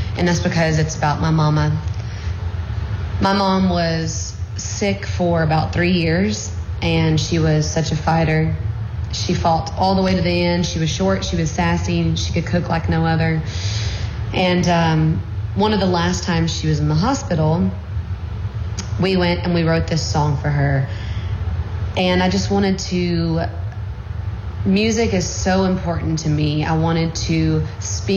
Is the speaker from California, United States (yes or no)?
no; Alabama, United States; But I grew up in Alabama, and I lived on Pines Road.